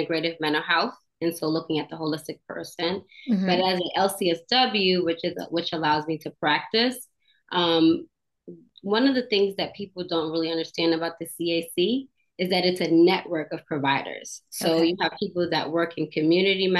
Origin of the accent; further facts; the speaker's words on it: New York, United States; moved away as an adult; also born or lived in Virginia / Georgia; now in Florida, United States; I was born and raised in New York, lived there.